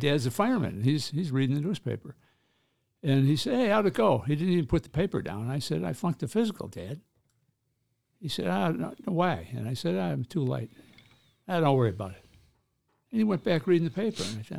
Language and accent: English; Chicago, Illinois, United States; Well, up to Visitation Parish, 55th and Halsted.